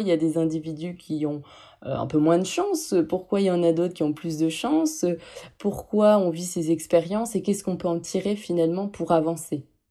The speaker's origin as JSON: {"language": "French", "town": "Lille", "region": "Hauts-de-France", "country": "France", "moved": "yes", "said": "J'arrivais pas à rester dans le nord parce que je, je suis originaire de Lille"}